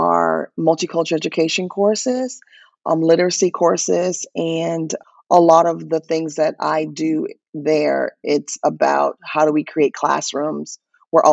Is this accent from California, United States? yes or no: no; Florida, United States; I'm from Florida